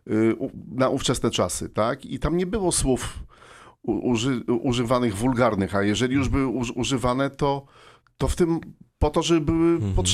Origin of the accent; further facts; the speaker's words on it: Silesian Voivodeship, Poland; jestem Ślązakiem, żeby, żeby nie było mhm. słychać, że, że, jestem ze Śląska, nie miałem problemu z e, traceniem śląskiego akcentu.